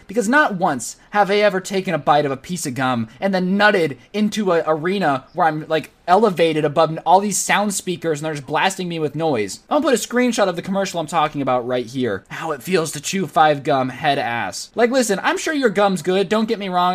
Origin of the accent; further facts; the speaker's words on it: United States; I'm from America where Teslas are still pretty rare